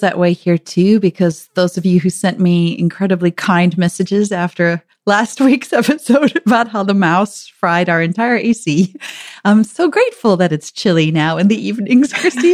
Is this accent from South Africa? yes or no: yes; South Africa; now in United States; growing up in South Africa